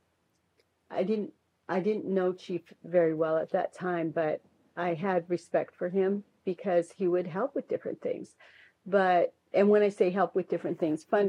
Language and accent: English; Inchelium, Washington, United States; we're from Inchalim.